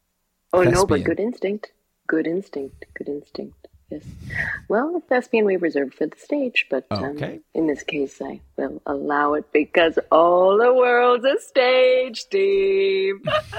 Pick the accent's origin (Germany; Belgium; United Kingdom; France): United Kingdom; I have a British sister, so I have a British niece. I am British.